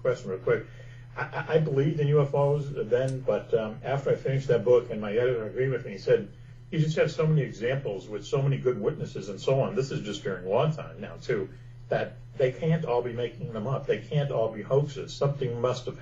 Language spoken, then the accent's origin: English; Boston, Massachusetts, United States; I grew up in Boston